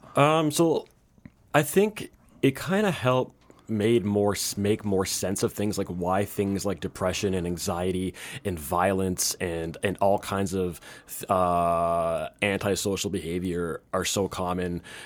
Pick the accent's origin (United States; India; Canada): Canada; moved away; I'm Canadian. I'm from he, uh, I moved here. All my family's up there